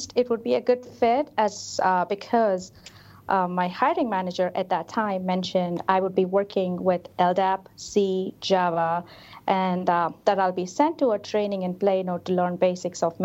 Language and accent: English; Hyderabad, Telangana, India; now in Chicago, United States; I am originally from Hyderabad, India. So I grew up in a very close-knit